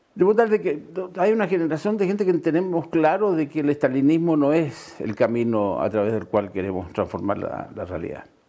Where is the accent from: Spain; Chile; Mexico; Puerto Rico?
Chile; Sewell, O'Higgins; also born or lived in Santiago, Chile; yo nací efectivamente en el Teniente, ah, para decir en Subel